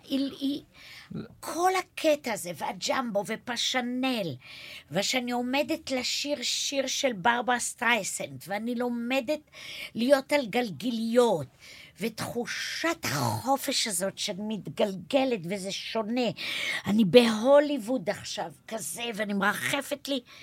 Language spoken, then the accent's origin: Hebrew; Neve Yam, Haifa District, Israel; ואני גדלתי בנווה ים